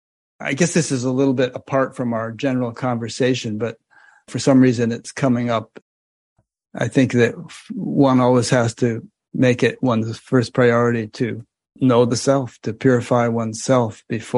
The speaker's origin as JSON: {"language": "English", "region": "Connecticut", "country": "United States", "tie": "born or raised there", "said": "my home state of Connecticut"}